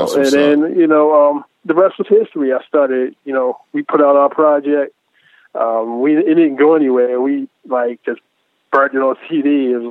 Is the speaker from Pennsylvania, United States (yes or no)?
no; Baltimore, Maryland, United States; So I was born and raised in Baltimore